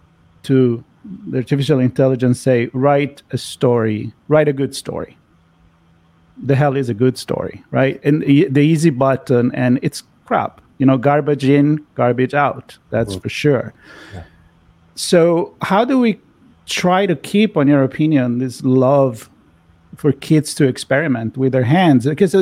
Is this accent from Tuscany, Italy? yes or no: yes; Florence, Tuscany, Italy; I'm from Florence, Italy, so I'm thinking the Renaissance.